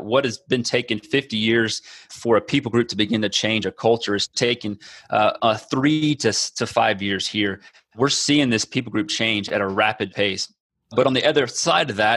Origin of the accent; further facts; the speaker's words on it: Texas, United States; moved away as an adult; now in Amazonas, Brazil; I'm from Texas